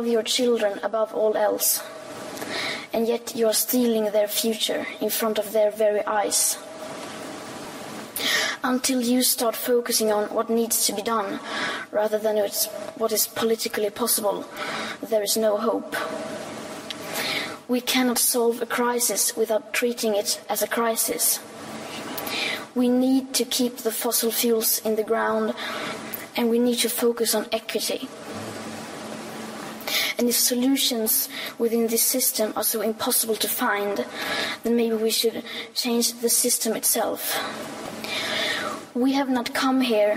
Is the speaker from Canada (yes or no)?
no; Sweden; I am 15 years old, and I'm from Sweden.